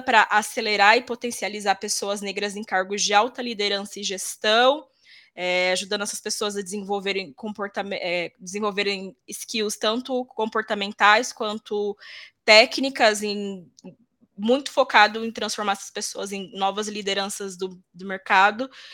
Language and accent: Portuguese; Mato Grosso do Sul, Brazil; also born or lived in interior of São Paulo state; now in São Paulo, Brazil; Nasci no interior de São Paulo, mas eu sempre digo que sou Legal. Mato Grossense porque fui lá que eu fui criada.